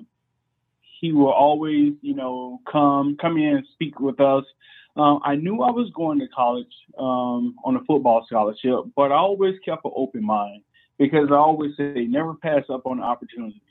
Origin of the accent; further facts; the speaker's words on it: Columbia, South Carolina, United States; moved away as an adult; now in Anderson, United States; I grew up in Columbia, South Carolina